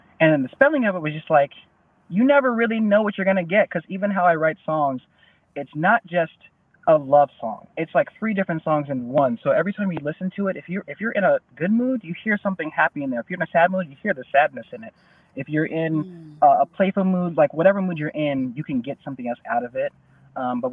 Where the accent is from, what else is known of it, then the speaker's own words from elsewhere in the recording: Denver, Colorado, United States; I'm from Denver, Colorado